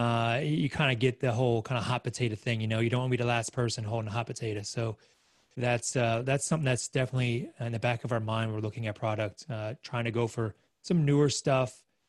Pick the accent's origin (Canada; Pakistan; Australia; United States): Australia; moved away; as an Aussie